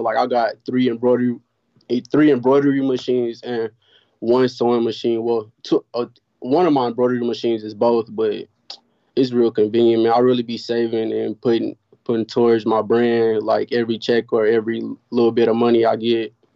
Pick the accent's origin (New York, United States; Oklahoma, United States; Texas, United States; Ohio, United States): Oklahoma, United States; Oklahoma City; I'm from Oklahoma City